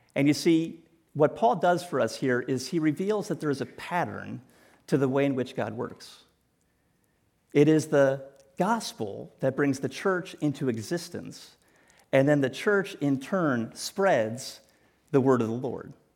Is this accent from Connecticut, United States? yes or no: yes; New Canaan, Connecticut, United States; moved away; also born or lived in Greenwich, Connecticut; I grew up in New Canaan, and I attended school here in Greenwich.